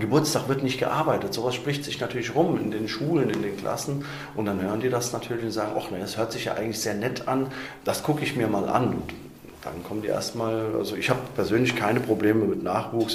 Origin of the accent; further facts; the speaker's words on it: Wiesbaden, Hesse, Germany; damals in Breckenheim bin ich geboren